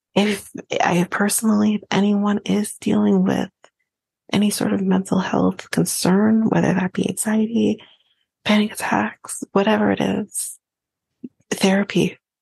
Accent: Canada; as a Canadian

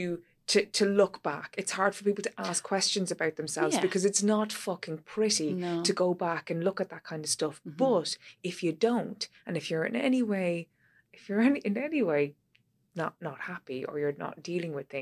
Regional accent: Ireland

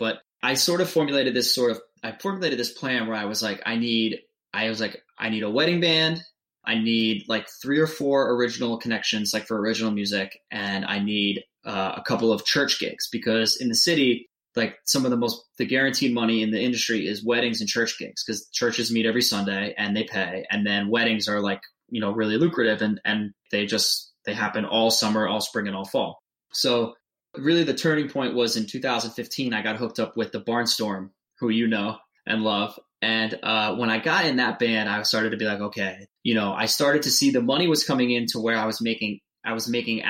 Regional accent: New Hampshire, United States; moved away as an adult; I'm from New Hampshire

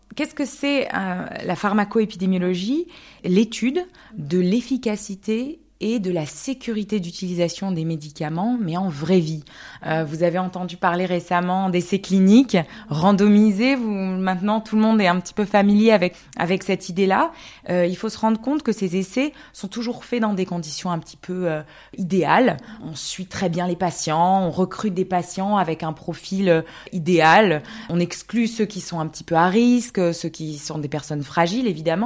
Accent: Alsace, Grand Est, France; moved away as an adult; also born or lived in Canada; now in Zurich, Switzerland; j'ai grandi en Alsace en fait. Et c'est vrai qu'en habitant à Zurich, j'ai l'impression que je viens de la région. Donc j'ai grandi là-bas jusqu'à mes, 18 ans

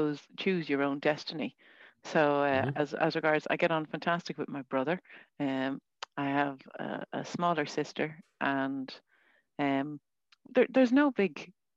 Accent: Portmarnock, Leinster, Ireland; I'm on the north side. I'm a Portmarnock girl.

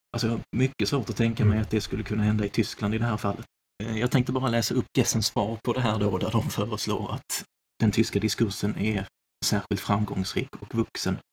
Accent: Sweden; som svensk

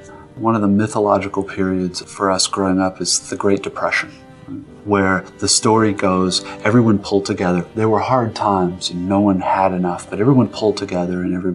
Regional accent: United States; I am, as an American

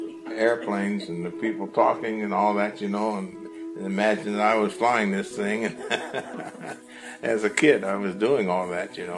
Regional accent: Dayton, Ohio, United States; also born or lived in Cincinnati, Ohio; my home is really Dayton.

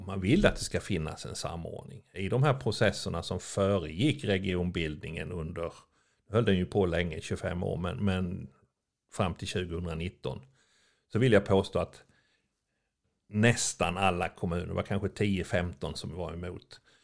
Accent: Örebro, Örebro County, Sweden; jag kommer från Örebro

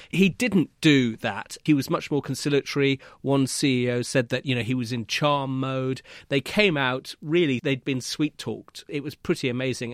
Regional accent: United Kingdom; as a Brit

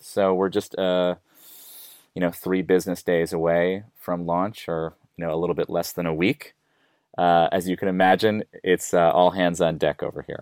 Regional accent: United States; accent: American; now in Melbourne, Australia; I'm an American

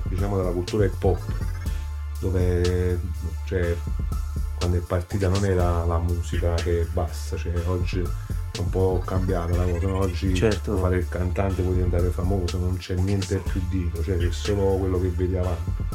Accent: Salerno, Campania, Italy; accent: Salernitano; se senti il nostro dialetto è salernitano puro

